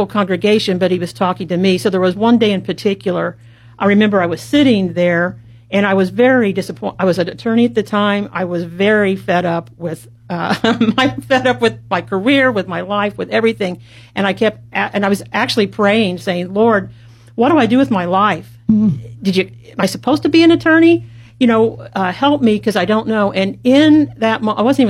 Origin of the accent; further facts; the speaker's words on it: Columbus, Indiana, United States; I was born and raised in Columbus, Indiana